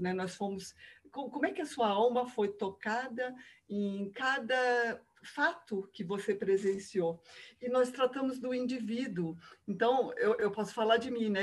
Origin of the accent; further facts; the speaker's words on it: Rio de Janeiro, Brazil; moved away as an adult; now in Curitiba, Brazil; eu sou carioca, moro em Curitiba já há 30 anos.